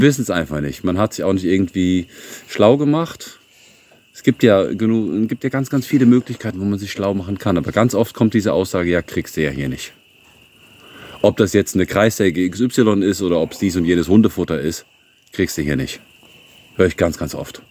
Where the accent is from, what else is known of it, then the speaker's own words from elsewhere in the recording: Germany; moved away as an adult; now in Bulgaria; ich bin Deutscher